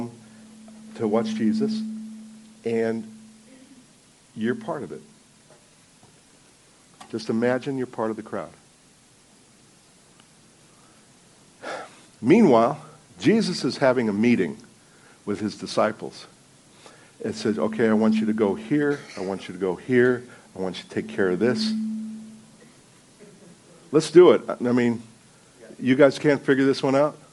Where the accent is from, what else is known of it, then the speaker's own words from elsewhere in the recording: New Jersey, United States; I'm from New Jersey.